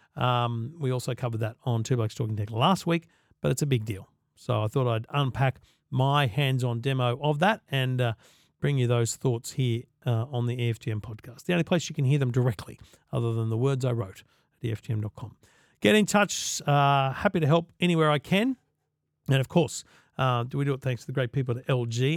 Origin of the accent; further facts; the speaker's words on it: Queensland, Australia; I'm a Queenslander